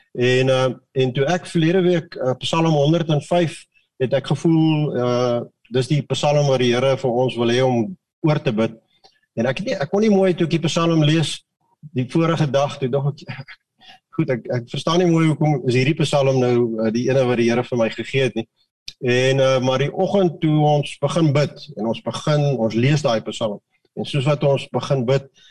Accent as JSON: {"language": "Afrikaans", "country": "Mauritius", "moved": "yes", "lives_now": "South Africa", "said": "Ek kom uit Mauritius uit wat wat wat 50% Hindus"}